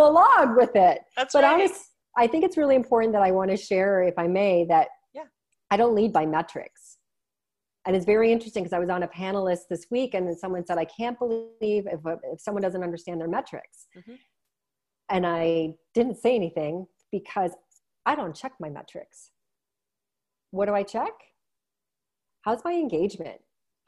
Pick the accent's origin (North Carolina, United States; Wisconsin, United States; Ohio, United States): Ohio, United States; Cleveland; now in Canada; I was born and raised in Cleveland